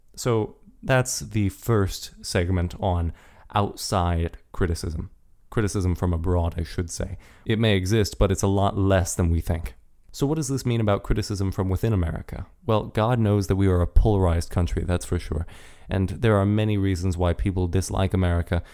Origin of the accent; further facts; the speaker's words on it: United States; We are American